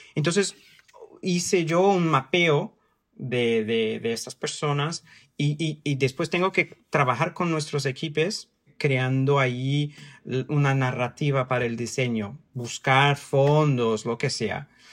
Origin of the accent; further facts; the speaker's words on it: São Paulo, Brazil; Spanish is a second language; moved away as an adult; also born or lived in Mexico; now in London, United Kingdom; Yo, yo nací, crecí en San Paulo, vivo aquí en Londres y he vivido en, en México